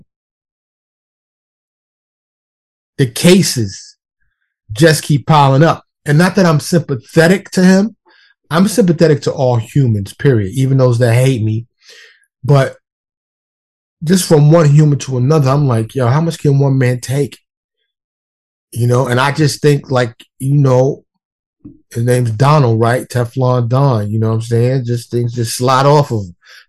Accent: New York City, New York, United States; moved away as an adult; now in Dallas, United States; being born and raised in New York City

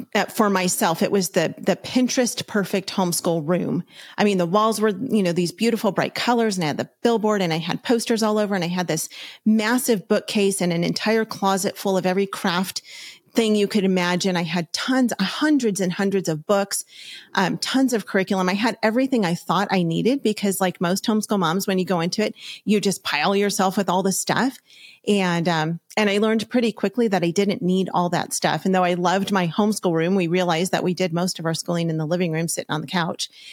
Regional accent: Los Angeles County, California, United States; We're from Los Angeles County

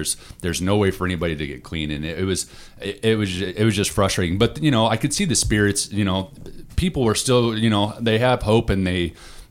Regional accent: Utah, United States; moved away; I grew up in Utah

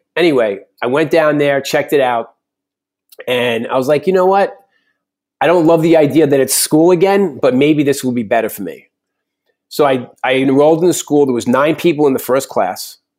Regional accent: New York, United States; And I'm a New Yorker, but I really want to be a cowboy.

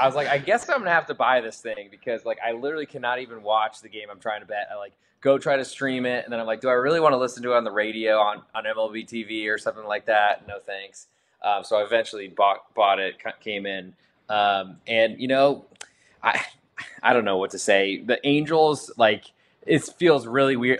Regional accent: Boston, Massachusetts, United States; growing up in the Boston area and being a Red Sox fan

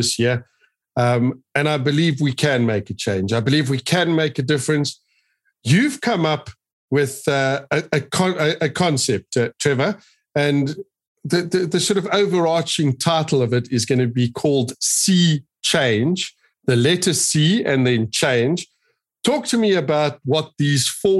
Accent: South Africa; we are passionate South Africans. We love this country.

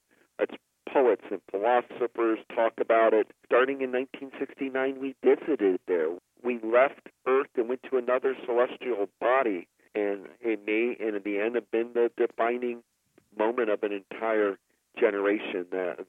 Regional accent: Ohio, United States; Because I grew up in Ohio

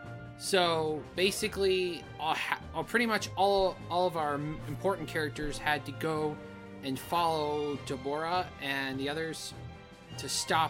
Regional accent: Arizona, United States; also born or lived in San Diego, California; I was born in another state, and I was raised here.

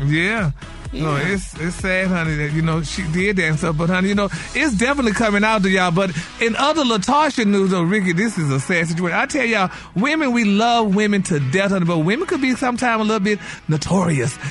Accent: Port Arthur, Texas, United States; I'm from Port Arthur

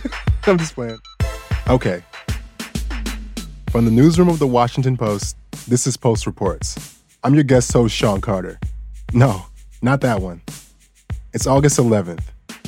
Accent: Bangkok, Thailand; English is a second language; I grew up in Bangkok, Thailand, but my roots are in Atlanta, Georgia.

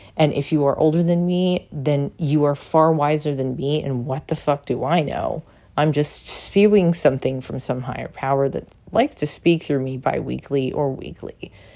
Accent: San Diego, California, United States; I'm Polish and Japanese, and I did not look like everybody I grew up with in San Diego

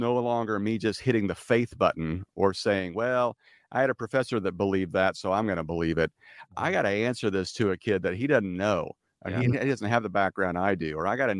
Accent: Midwest, United States; now in California, United States; because I'm from California now and we can get away with this. Because my wife and I are from the Midwest

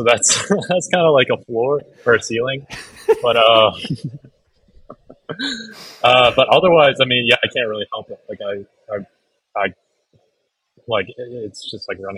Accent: Chicago, Illinois, United States; moved away as an adult; also born or lived in Colorado; I'm from Chicago

